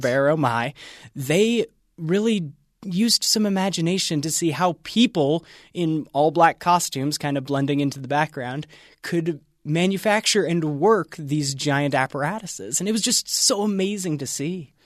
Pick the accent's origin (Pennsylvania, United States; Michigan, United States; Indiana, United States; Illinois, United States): Pennsylvania, United States; I grew up in Pennsylvania